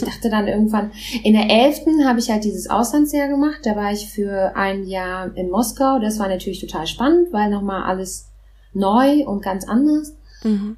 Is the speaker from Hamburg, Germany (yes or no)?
no; Berlin, Germany; first language Russian; German is a second language; also born or lived in Moscow, Russia; ich bin in Berlin geboren.